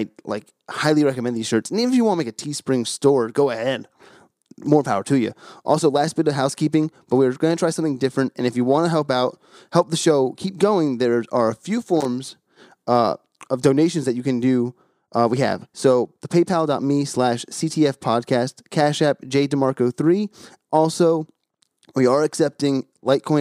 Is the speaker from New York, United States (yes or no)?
no; New Jersey, United States; I'm from New Jersey